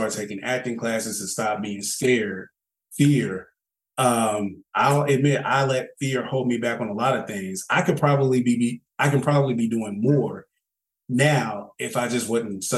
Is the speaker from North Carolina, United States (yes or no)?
yes; Charlotte, North Carolina, United States; accent: Southern; moved away as an adult; now in Atlanta, United States; I'm from Charlotte. Ask about us. East side